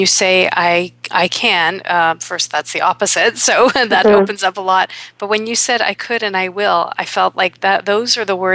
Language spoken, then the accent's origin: English; Toronto, Ontario, Canada; my hometown of Toronto